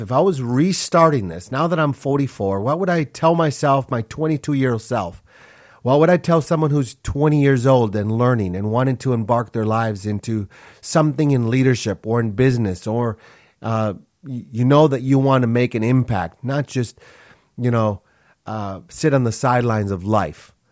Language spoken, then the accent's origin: English; Minneapolis, Minnesota, United States; also born or lived in Honduras; when I was six years old, my family moved to Minneapolis, Minnesota, and that's where I grew up.